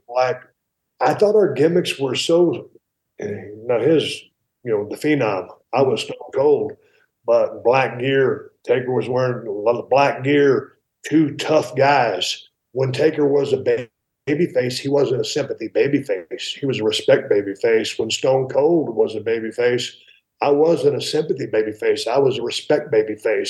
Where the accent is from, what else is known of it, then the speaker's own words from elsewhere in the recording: South Texas, United States; moved away as an adult; also born or lived in San Antonio; now in Nevada, United States; I grew up in South Texas